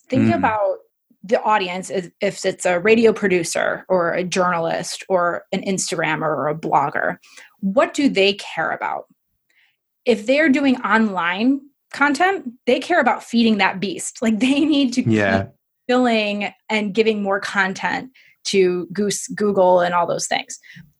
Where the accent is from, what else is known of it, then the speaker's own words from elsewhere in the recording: Midwest, United States; I mean, I'm from the Midwest and you're British, so we're all a little polite.